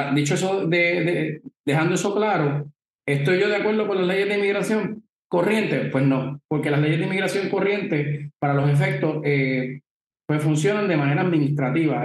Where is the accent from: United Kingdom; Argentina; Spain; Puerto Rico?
Puerto Rico; nosotros como puertorriqueños